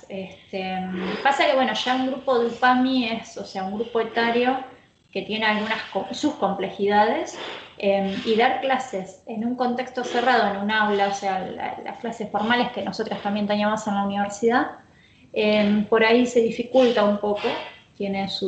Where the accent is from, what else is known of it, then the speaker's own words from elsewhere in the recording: Santa Rosa, La Pampa, Argentina; moved away as an adult; now in Bahía Blanca, Argentina; Yo soy de Santa Rosa, em, he vivido en otros lugares, pero bueno, hace ya un poco más de 10 años, ya serían como 14 años, a mm. 15 que estoy acá